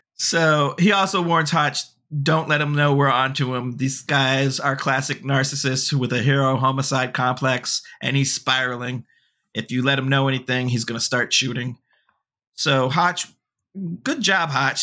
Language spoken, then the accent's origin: English; Gilman Street area, California, United States; now in New York, United States; that is my hometown area